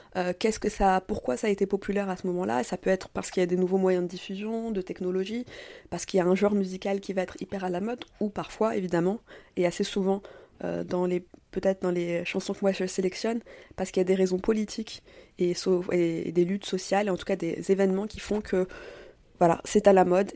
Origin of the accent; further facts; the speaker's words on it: France; also born or lived in Tunisia (parents' origin) / Paris (Belleville, childhood familiarity); moi, je suis née en France, de parents tunisiens